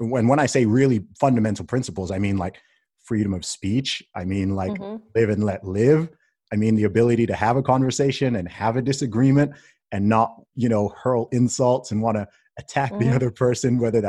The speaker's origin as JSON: {"language": "English", "country": "Saudi Arabia", "tie": "born or raised there", "also_born_or_lived": "England", "said": "I mean, I was born in England, grew up in Saudi Arabia. My family's from Nigeria."}